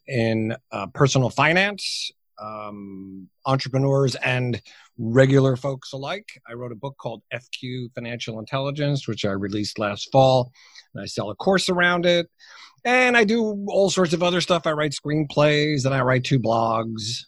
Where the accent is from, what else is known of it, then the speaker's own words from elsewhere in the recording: United States; also born or lived in New Jersey; clearly I'm a, I'm a Yank. I'm an American. Um, I work out of my home in New Jersey